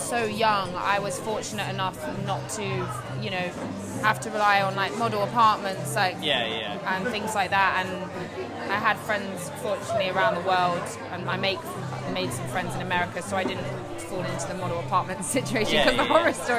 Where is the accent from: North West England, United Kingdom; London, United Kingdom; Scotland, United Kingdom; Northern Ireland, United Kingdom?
London, United Kingdom; I came from Tulse Hill in South London.